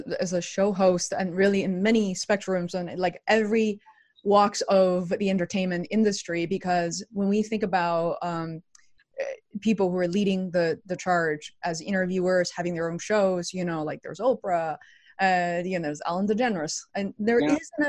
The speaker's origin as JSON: {"language": "English", "region": "Beijing", "country": "China", "tie": "born or raised there", "moved": "as an adult", "lives_now": "United States", "said": "I didn't come to the US until around 2000. And so I grew up in China, in Beijing"}